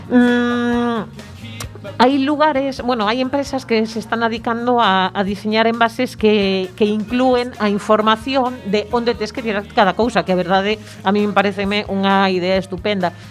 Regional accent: A Coruña, Galicia, Spain; como cidadanía coruñesa

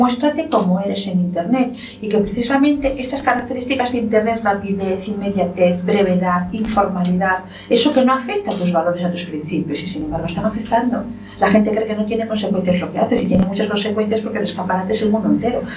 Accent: Lugo, Galicia, Spain; ¿gallega de dónde yo? De Lugo

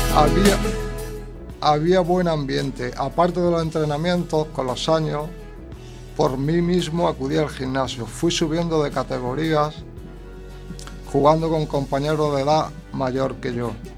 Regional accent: Andalusia, Spain; moved away as an adult; also born or lived in Catalonia; Con 19 años me fui de Andalucía a Cataluña por motivos personales

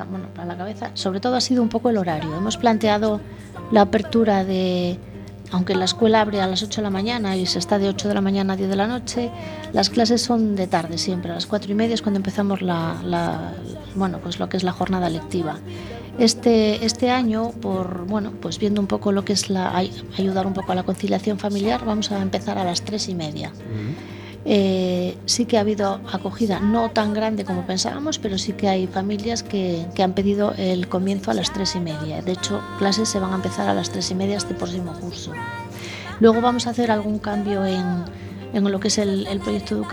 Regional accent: La Rioja, Spain; aprendí a hacerlo aquí, no soy gallega

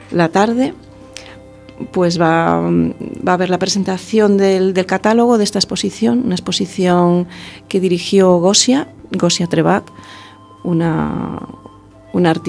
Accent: Madrid, Community of Madrid, Spain; now in A Coruña, Spain; Vengo de Madrid y es que no lo he echo de menos para nada ¿eh? en este

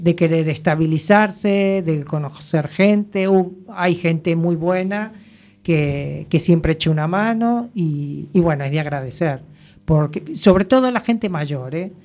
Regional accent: Argentina; moved away as an adult; now in A Coruña, Spain; soy argentina

